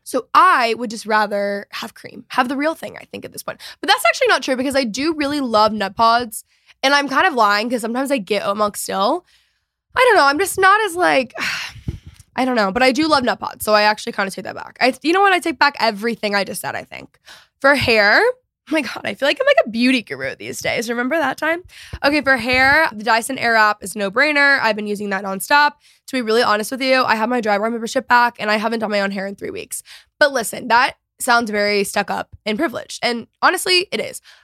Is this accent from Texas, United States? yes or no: yes; Texas, United States; I'm obviously a Texan